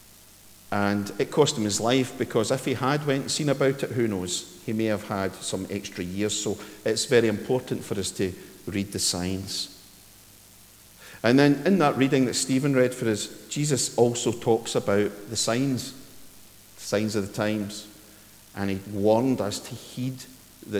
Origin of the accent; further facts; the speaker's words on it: Ayrshire, Scotland, United Kingdom; when I was wee at Dorai, where I grew up in Ayrshire